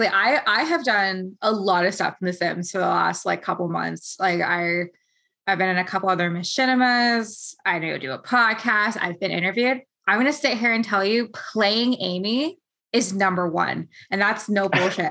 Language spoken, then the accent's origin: English; Ontario, Canada; I'm from Canada